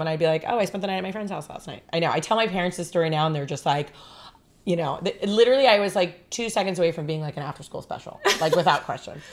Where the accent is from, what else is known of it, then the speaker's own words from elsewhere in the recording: Los Angeles, California, United States; also born or lived in Long Island, New York / Las Vegas, Nevada; from New York we moved here when I was 11 and then so technically I grew up my formidable like teenage years were in Los Angeles